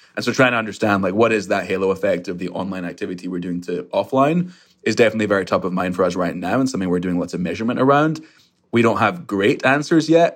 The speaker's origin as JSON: {"language": "English", "region": "Scotland", "country": "United Kingdom", "tie": "born or raised there", "moved": "yes", "lives_now": "New York, United States", "said": "I grew up in Scotland"}